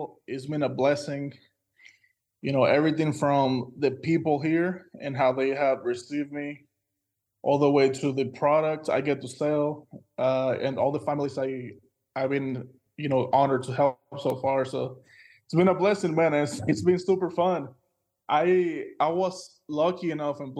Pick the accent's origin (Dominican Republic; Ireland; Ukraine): Dominican Republic; moved away as an adult; now in Oklahoma, United States; born and raised in the Dominican Republic, you know, an island in the Caribbean